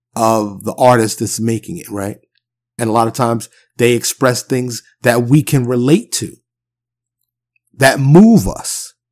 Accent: New York City, New York, United States; moved away as an adult; now in Texas, United States; I'm born and raised in New York City. I'm a New York native, but I do live in, in the South now, I live in Texas

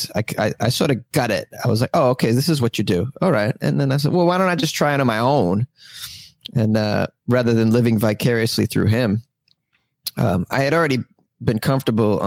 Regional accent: Massachusetts, United States; Oh, I'm from Massachusetts. I'm a masshole.

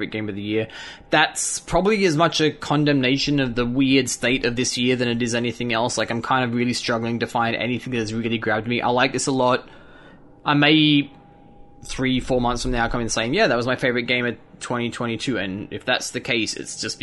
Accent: Australia; being Australian

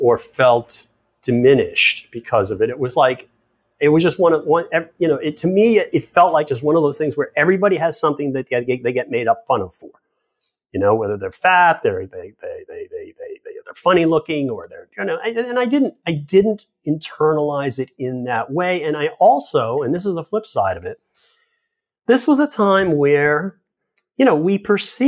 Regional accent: Massachusetts, United States; I grew up in Massachusetts

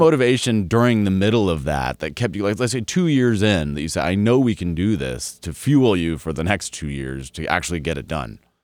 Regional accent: Colorado, United States; I grew up in Colorado

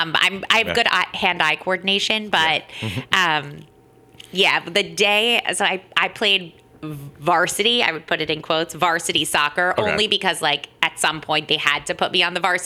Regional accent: Tampa, Florida, United States; now in New York, United States; I grew up in Tampa, Florida.

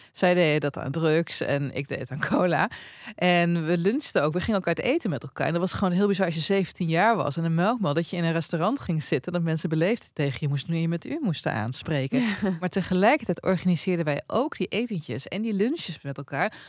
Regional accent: Twente, Overijssel, Netherlands; ik kom uit Twente

